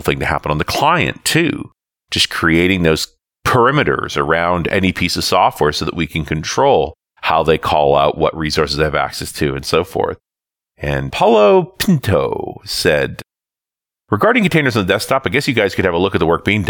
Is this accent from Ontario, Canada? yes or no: no; British Columbia, Canada; I am from British Columbia